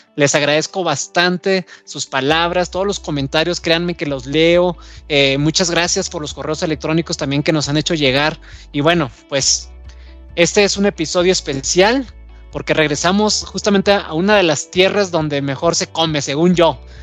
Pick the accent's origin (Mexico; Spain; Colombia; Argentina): Mexico